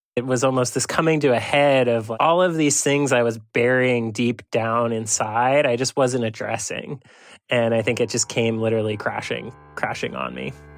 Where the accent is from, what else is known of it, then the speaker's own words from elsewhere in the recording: Waterbury, Vermont, United States; now in Bellingham, United States; I was in Waterbury, Vermont, my hometown